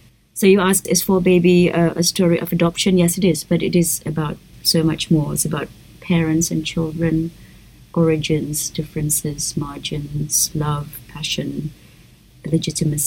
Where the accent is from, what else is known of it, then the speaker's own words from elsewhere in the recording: Jakarta, Indonesia; also born or lived in Perth, Australia; growing up in Indonesia as a woman